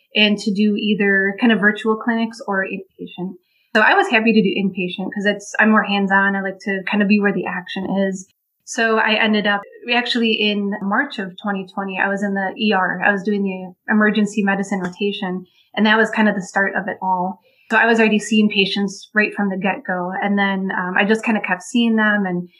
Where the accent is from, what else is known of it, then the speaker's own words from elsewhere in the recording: Wisconsin, United States; moved away as an adult; also born or lived in Chicago, Illinois; now in Olympia Fields, United States; I'm originally from Wisconsin.